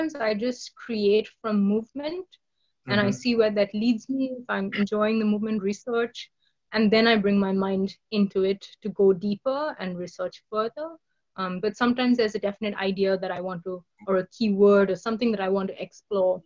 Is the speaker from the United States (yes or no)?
no; Kolkata, West Bengal, India; it's my hometown